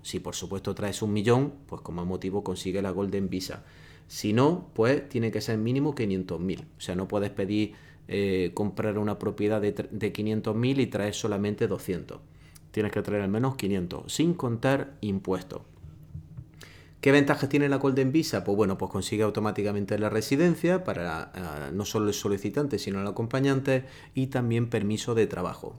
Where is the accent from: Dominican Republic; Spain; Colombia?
Spain; moved away; si tú como español, como puedes ser en mi caso, te has salido del país